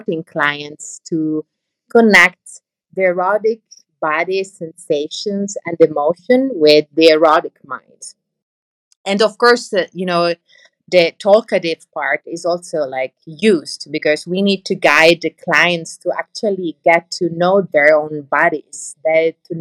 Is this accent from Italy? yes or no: yes; Italy; also born or lived in Netherlands; now in Amsterdam, Netherlands; I'm from Italy, but I work in the Netherlands. I'm based in the Netherlands